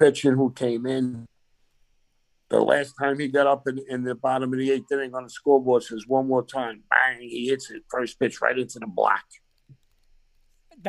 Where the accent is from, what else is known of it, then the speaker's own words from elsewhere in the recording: New York City, New York, United States; I grew up in Brooklyn